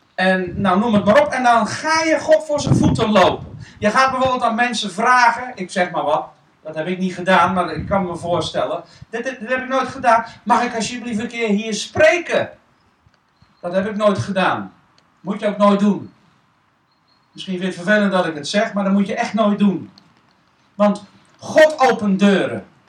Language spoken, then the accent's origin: Dutch; Netherlands; wij Nederlanders